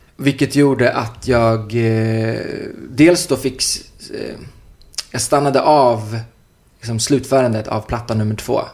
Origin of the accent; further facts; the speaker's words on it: Uddevalla, Västra Götaland, Sweden; now in Stockholm, Sweden; jag jag kom ju från Uddevalla, det var en liten stad